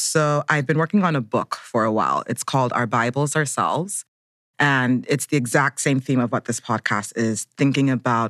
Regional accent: Abuja, Federal Capital Territory, Nigeria; now in Brooklyn, United States; I'm Nigerian American. I live in Brooklyn, New York, but Abuja, Nigeria is also home.

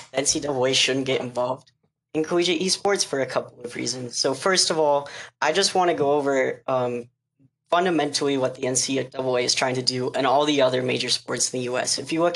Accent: Grand Junction, Colorado, United States; I am also from Grand Junction, Colorado.

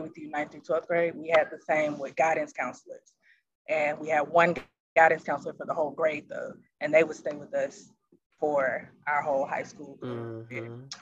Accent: Memphis, Tennessee, United States; I'm from Memphis

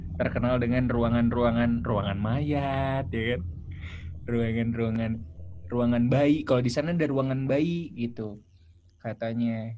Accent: Bekasi, West Java, Indonesia; also born or lived in Malang; gua ini kan dari Bekasi

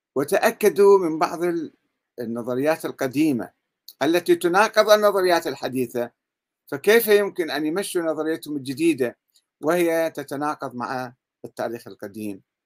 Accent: Iraq; عندنا بالعراق

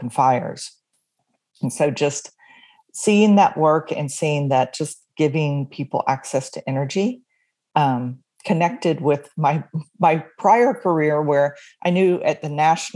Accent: Atlanta, Georgia, United States; moved away as an adult; also born or lived in New York City; now in Virginia, United States; I am from Atlanta, Georgia. That's where I was born and raised

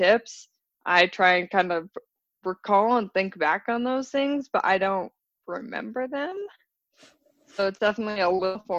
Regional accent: Wyoming, United States; also born or lived in Colorado / Salt Lake City; In Wyoming, I lived at the base of the Tetons

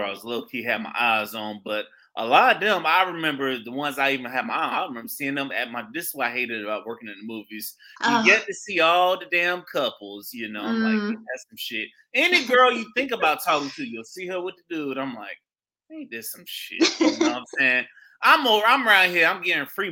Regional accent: St. Petersburg, Florida, United States; my hometown, St. Petersburg, Florida

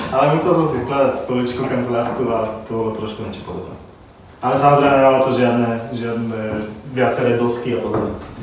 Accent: Slovakia; som Slovák

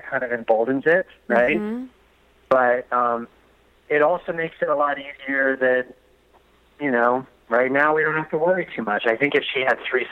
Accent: East Coast, United States; also born or lived in Delaware; I'm from the East Coast.

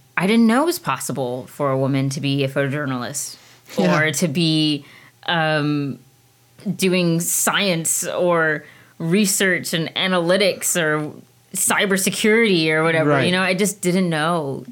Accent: Washington, District of Columbia, United States; moved away; also born or lived in Alexandria, Virginia / London / San Antonio; I was born and raised in D.C.

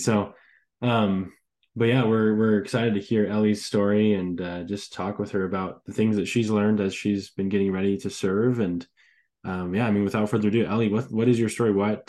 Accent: California, United States; also born or lived in Rexburg, Idaho; now in Idaho Falls, United States; I am actually from Idaho Falls. I actually grew up in California.

